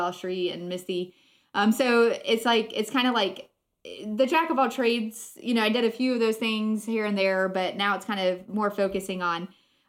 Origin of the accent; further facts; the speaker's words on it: Florida, United States; I grew up in Florida